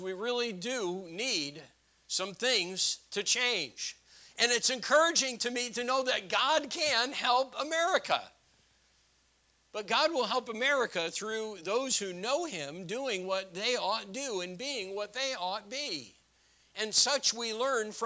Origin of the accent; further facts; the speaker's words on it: United States; I'm an American